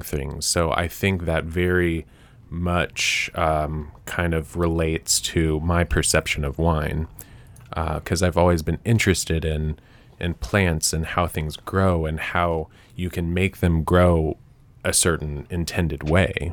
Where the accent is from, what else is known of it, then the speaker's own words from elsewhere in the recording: Nashville, Tennessee, United States; moved back to Nashville, 'cause I'm from Nashville.